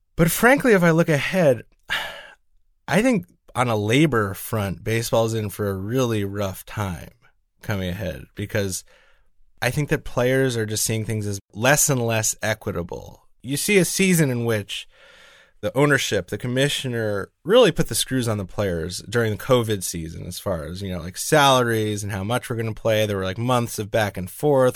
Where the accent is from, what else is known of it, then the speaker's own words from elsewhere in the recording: New York, United States; as a New Yorker